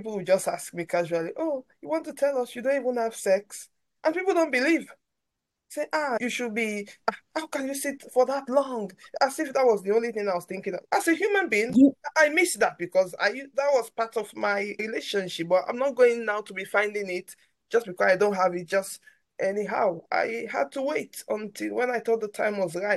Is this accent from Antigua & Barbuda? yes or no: no; Sierra Leone; moved away as an adult; now in London, United Kingdom; where I grew up from, I come from Sierra Leone.